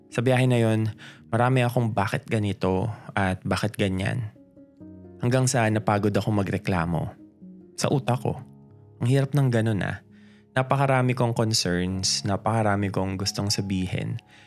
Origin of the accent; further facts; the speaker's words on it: Caloocan, Metro Manila, Philippines; taga North Caloocan ako na konting lakad na lang, Bulacan